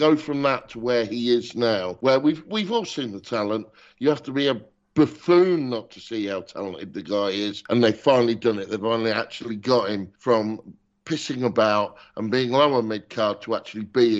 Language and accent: English; United Kingdom; as a Brit.